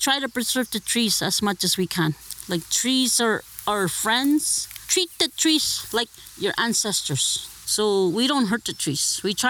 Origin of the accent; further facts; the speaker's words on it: Northern Ontario, Canada; first language Omushkego Cree; English is a second language; now in Cochrane, Canada; I came from Northern Ontario. Holly Lake, it's way past Pewanic area. It's called Sudden Lake. The Chickamaulins and Hunters, and other families from the past that lived there four generations. I'm fourth generation.